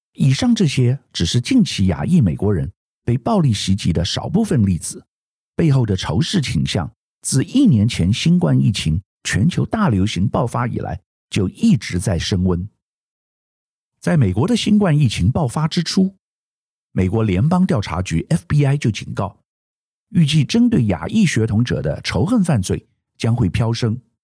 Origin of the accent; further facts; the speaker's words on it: Taiwan; 我们台湾人